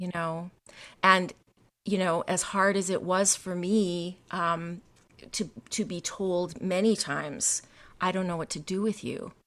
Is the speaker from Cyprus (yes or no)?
no; the Canadian prairies, Canada; I grew up in Canada, um, in, on the prairies in a very small town